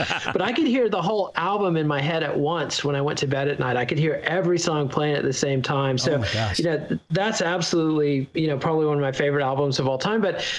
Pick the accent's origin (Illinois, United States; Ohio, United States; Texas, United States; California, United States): Texas, United States; And for me as a Texan, it was so evocative of a place that seemed so exotic and glamorous to me.